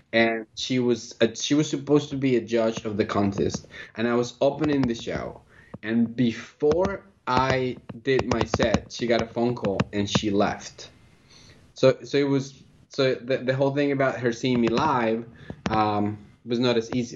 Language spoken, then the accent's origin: English; Colombia; also born or lived in Philadelphia, United States; now in United States; I'm originally from Colombia, and I came to the United States uh, about 16 years ago